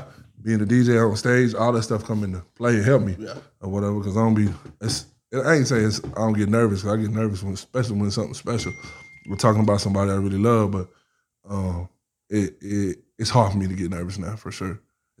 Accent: Atlanta, Georgia, United States; now in Florence; Because I came from Atlanta, man. We so loud.

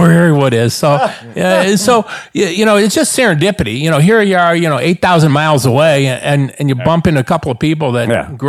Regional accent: Cleveland, Ohio, United States; I'm from Cleveland, Ohio.

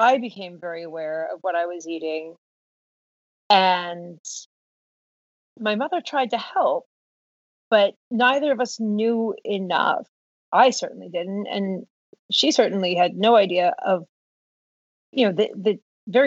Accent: Downingtown, Pennsylvania, United States; I grew up in suburban Pennsylvania, Downingtown

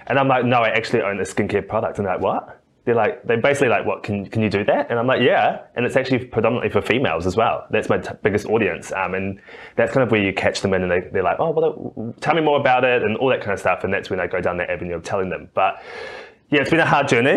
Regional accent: New Zealand; now in Australia; I'm a Kiwi. You can might hear my accent

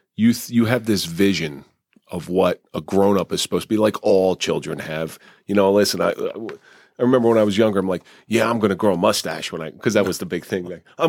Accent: Ireland; Try doing roofing as an Irish person.

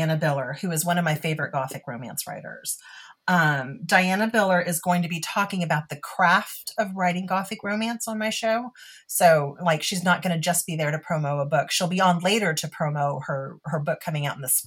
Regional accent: Texas, United States; being Texan

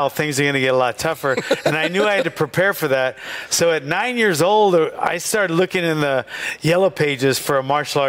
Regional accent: Hawaii, United States; moved away; also born or lived in Venice, California / California; He got us to Hawaii when we were young. I was 4, and I think my sister was 5. And growing up in Hawaii in the late 60s

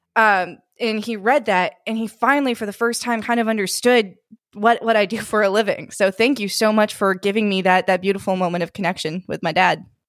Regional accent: Northern California, United States; we're from, uh, we're from California, from Northern California

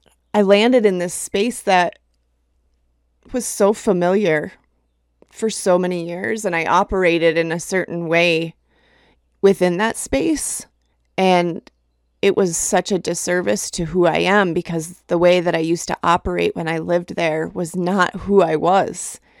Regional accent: Minnesota, United States; now in Colorado, United States; So a few weeks back, I made a trip to Minnesota, which is where I'm from originally. I was born and raised in Minnesota. And I haven't really been back since moving to Colorado.

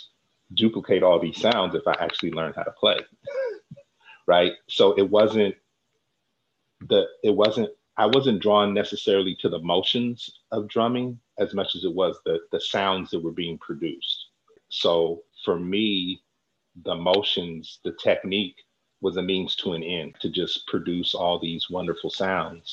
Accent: San Francisco Bay Area, California, United States; raised right here in the San Francisco Bay Area

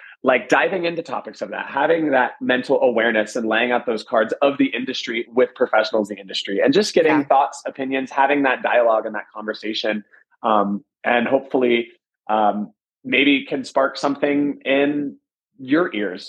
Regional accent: Atlanta, Georgia, United States; now in Las Vegas, United States; I'm from Atlanta and I've been working in Vegas for 10 years, but Vegas now feels like home

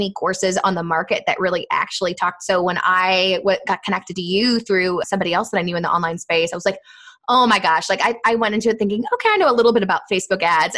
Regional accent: Indianapolis, Indiana, United States; moved away as an adult; also born or lived in Florida; I'm from Indianapolis

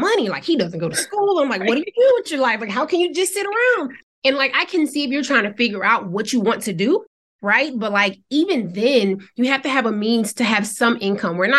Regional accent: Savannah, Georgia, United States; moved away as an adult; also born or lived in Nashville, Tennessee; I'm from Georgia, Savannah, Georgia.

